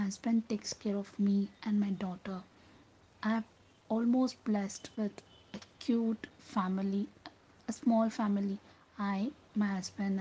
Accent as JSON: {"language": "English", "town": "Bangalore", "region": "Karnataka", "country": "India", "said": "I'm from Bangalore"}